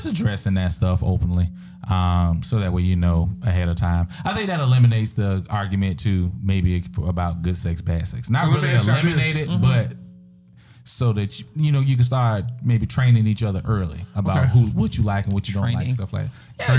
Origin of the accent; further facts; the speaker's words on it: Lexington, Kentucky, United States; I'm from Lexington